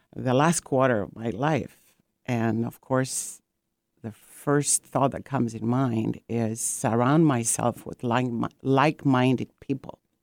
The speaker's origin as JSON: {"language": "English", "country": "Greece", "also_born_or_lived": "Corfu", "moved": "yes", "lives_now": "Seattle, United States", "said": "I am from Greece and my ancestors are from the island of Corfu. And, um, I've been in, um, Seattle in U S for about forty-five years now."}